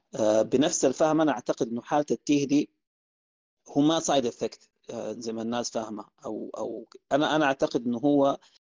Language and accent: Arabic; Sudan